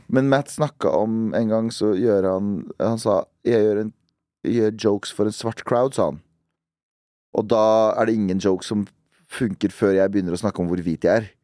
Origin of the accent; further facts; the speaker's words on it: Duhok, Kurdistan Region, Iraq; now in Norway; min hjemby, som heter Duhok